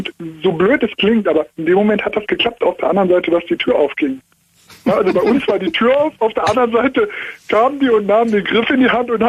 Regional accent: Cologne, North Rhine-Westphalia, Germany; now in Munich, Germany; Ja, ich komme eigentlich aus Köln, das wäre noch weiter, aber bin hier in der Diaspora in München.

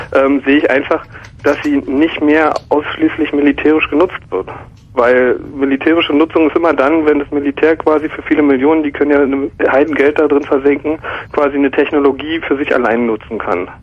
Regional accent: East Germany, Germany; ich bin aus dem Osten

